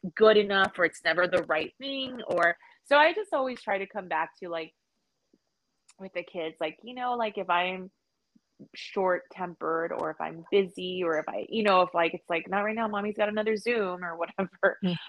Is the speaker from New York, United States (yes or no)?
no; South Texas, United States; also born or lived in California; now in Austin, United States; I was born in California, raised in South Texas. I've lived in Austin since 98